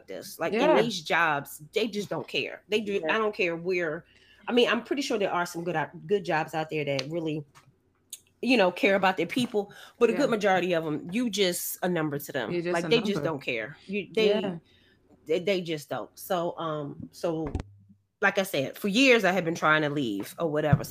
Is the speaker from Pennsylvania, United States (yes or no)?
yes; Philadelphia, Pennsylvania, United States; moved away as an adult; now in Georgia, United States; I'm originally from Philly.